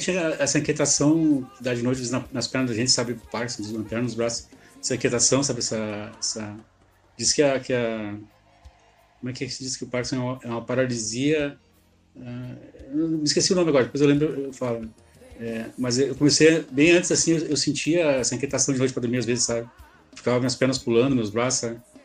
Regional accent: Rio Grande do Sul, Brazil; sou aqui do sul aqui, do Rio Grande do Sul

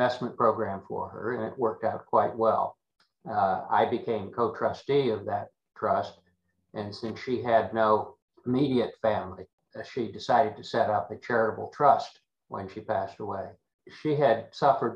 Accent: Northwestern Pennsylvania, United States; now in Tampa Bay, United States; I grew up in Northwestern Pennsylvania

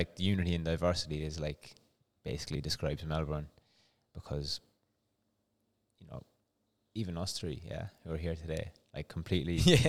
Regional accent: Ireland; accent: Irish; moved away; No, mine's neutralized over the years because even before I came here, because of cycling and stuff, I had to like just have a neutral accent.

